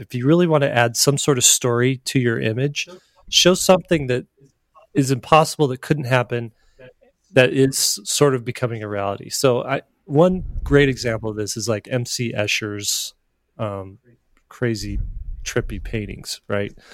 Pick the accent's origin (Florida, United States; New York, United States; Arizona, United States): Arizona, United States; I grew up in Arizona